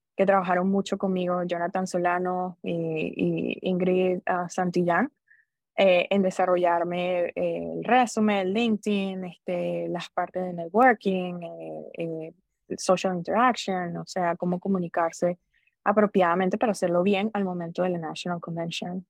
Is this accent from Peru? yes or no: no; Venezuela; moved away as an adult; also born or lived in Orlando, Florida; now in United States; Soy venezolana, yo me gradué de colegio, fui a la Universidad Central de Venezuela